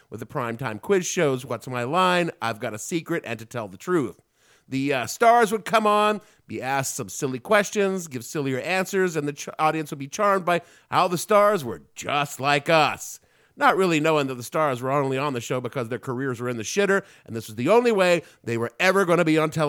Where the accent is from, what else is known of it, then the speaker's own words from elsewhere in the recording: Southern United States, United States; accent: southern; my southern accent was so thick when I was a kid